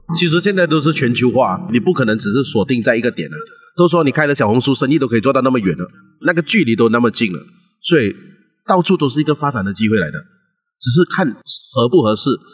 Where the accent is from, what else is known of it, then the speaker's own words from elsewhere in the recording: Malaysia; 当然我的国籍是马来西亚，我是这里的华人，啊，土生土长